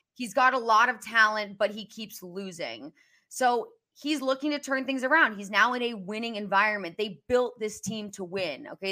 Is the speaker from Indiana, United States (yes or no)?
yes; Indianapolis, Indiana, United States; moved away; also born or lived in West Virginia / Kansas City, Missouri; my hometown of Indianapolis